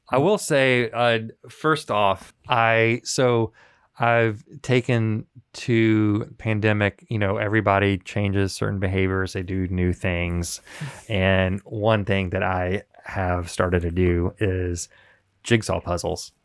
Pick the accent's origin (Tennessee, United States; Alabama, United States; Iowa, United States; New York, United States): Tennessee, United States; Memphis; moved away; I'm from Memphis